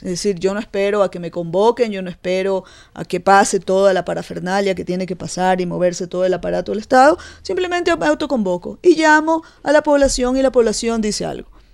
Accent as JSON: {"language": "Spanish", "country": "Ecuador", "said": "somos todos los ecuatorianos"}